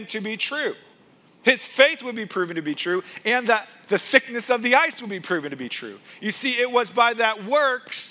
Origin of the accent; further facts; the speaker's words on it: Missouri, United States; moved away as an adult; I grew up in Missouri